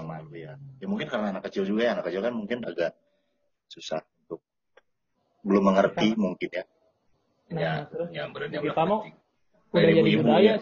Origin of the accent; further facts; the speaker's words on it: Batam, Riau Islands, Indonesia; Kalau gue kan kalau karena gue kan gede di Batam.